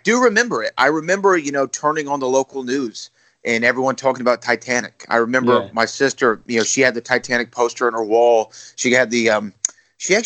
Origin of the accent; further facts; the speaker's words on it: Texas, United States; I'm from the great state of Texas